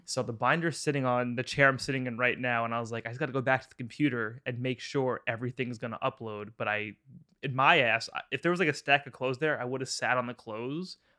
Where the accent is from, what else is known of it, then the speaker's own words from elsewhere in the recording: Long Island, New York, United States; I'm from Long Island